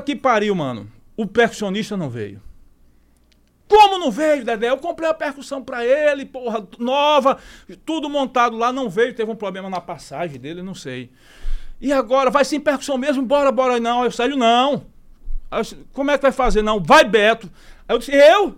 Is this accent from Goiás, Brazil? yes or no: no; Aracaju, Sergipe, Brazil; also born or lived in São Paulo; Sergipe, eu sou sergipano, com muito orgulho, nasci em Aracaju